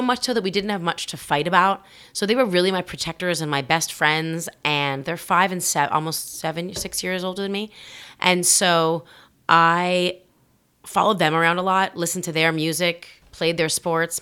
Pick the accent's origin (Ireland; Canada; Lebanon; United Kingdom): Canada; Toronto, Ontario; moved away as an adult; I grew up in the center of the city